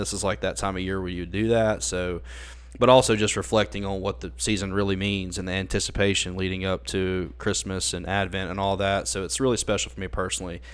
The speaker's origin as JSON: {"language": "English", "area": "Ackerman", "region": "Mississippi", "country": "United States", "tie": "born or raised there", "moved": "as an adult", "lives_now": "Jackson, United States", "said": "I was born and raised in Akron, Mississippi"}